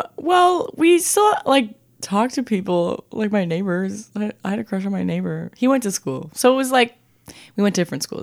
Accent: Saint Paul, Minnesota, United States; also born or lived in Woodbury, Minnesota; I'm from Saint Paul, Minnesota

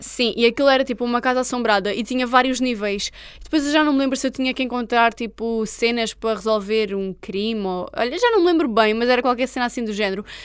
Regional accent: Portugal; eu sou Tuga, já sabem que eu sou Tuga

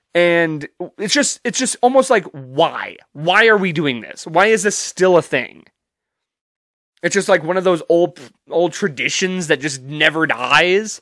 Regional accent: United States; me as a, as an American

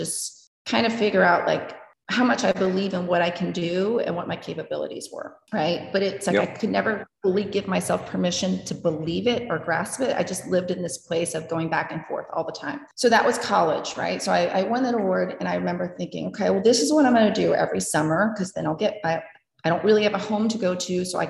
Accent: Maryland, United States; also born or lived in New Jersey; Actually, growing up in Maryland, I grew up near the DC area and when we lived in New Jersey from when we did, I always was fascinated with New York City too.

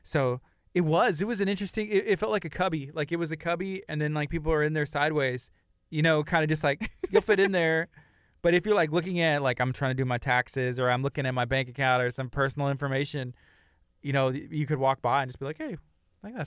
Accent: La Marque, Texas, United States; growing up in Lamarck

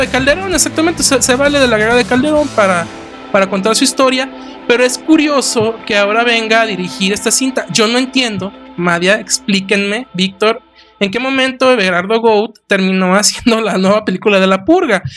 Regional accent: Mexico; viéndolo nosotros como, como espectadores mexicanos

